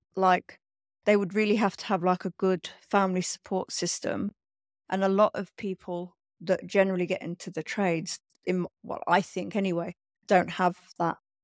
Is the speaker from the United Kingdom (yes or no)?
yes; London, United Kingdom; I grew up in London